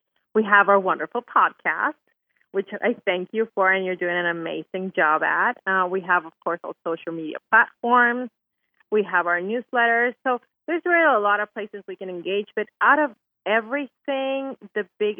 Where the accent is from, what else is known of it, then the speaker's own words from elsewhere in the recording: Venezuela; now in Houston, United States; I'm from Venezuela, so our biggest thing is making our Venezuelan Christmas food